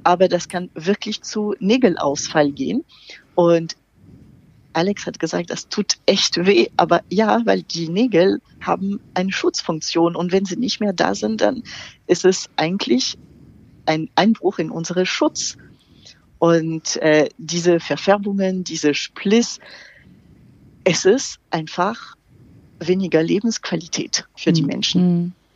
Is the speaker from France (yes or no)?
yes; France; German is a second language; moved away; ich bin Französin, wie man das überhaupt nicht hören kann